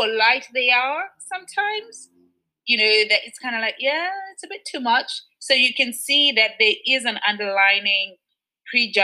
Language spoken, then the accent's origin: English; Zimbabwe; also born or lived in United Kingdom; now in Switzerland; I was born and raised in Zimbabwe